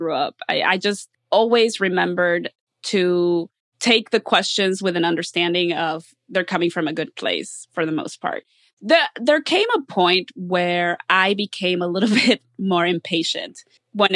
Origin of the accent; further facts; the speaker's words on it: Columbus, Ohio, United States; also born or lived in Mexico City, Mexico; now in Miami, United States; I'm from Mexico City, but I grew up in Columbus, Ohio.